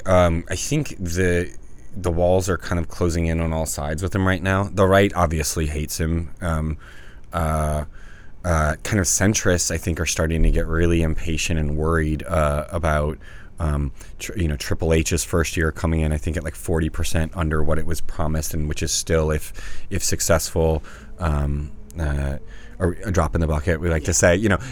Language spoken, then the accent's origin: English; the South, United States; I grew up in the South. Like, come on.